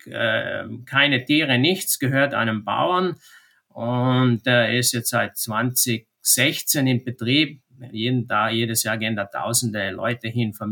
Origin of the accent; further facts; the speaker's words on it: Trentino-Alto Adige, Italy; bei uns in Südtirol ist ganz interessant, hat sich das Geschehen da sehr, sehr verschoben die letzten Jahre.